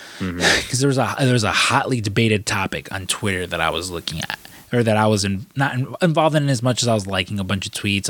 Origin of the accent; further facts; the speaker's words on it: Chicago, Illinois, United States; I grew up in Chicago.